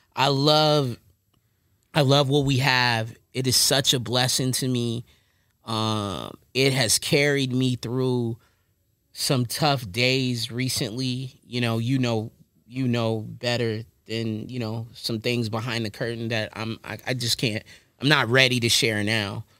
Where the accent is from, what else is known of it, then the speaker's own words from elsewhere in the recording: Long Beach, California, United States; also born or lived in Lewes, Delaware; I'm from the city. I'm, I'm from Long Beach